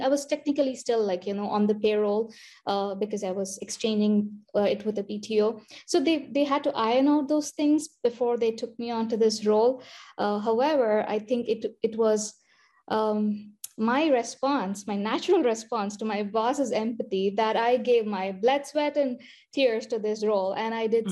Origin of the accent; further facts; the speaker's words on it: India; moved away as an adult; also born or lived in Michigan / Iowa / Harrisburg, Pennsylvania; now in United States; I went to medical school in India, finished my med school there